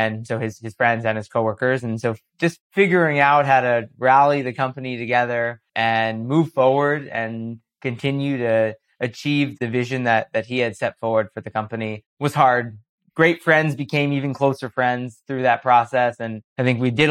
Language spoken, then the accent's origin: English; New York City, New York, United States; as a kid growing up in New York City